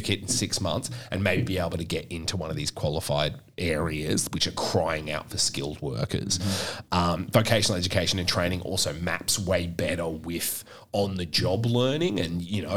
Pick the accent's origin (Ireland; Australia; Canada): Australia; Queensland; I'm from Queensland